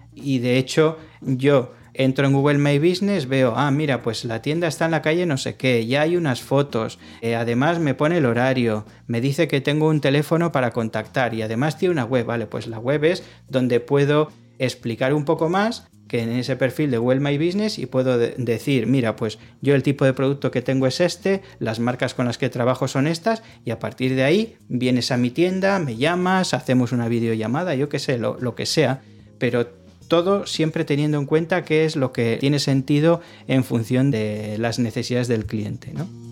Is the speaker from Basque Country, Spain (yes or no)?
yes; Arrigorriaga, Basque Country, Spain; mi pueblo se llama Arrigorriaga